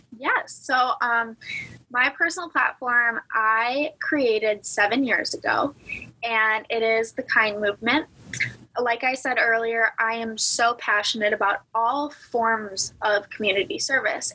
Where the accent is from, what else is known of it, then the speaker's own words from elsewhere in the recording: Cleveland, Ohio, United States; moved away as an adult; also born or lived in Alabama; now in Tuscaloosa, United States; I'm from Northeast Cleveland, like Northeast of Cleveland in Ohio